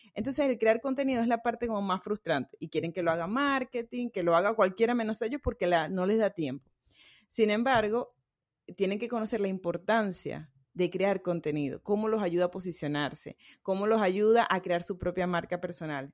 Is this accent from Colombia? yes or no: no; Venezuela; now in Riviera Maya, Mexico; yo soy venezolana